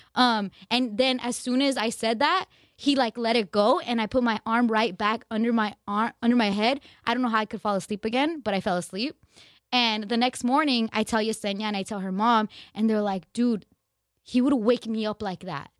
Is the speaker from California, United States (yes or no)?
yes; Glendale, California, United States; in L A, in my, where I grew up in Glendale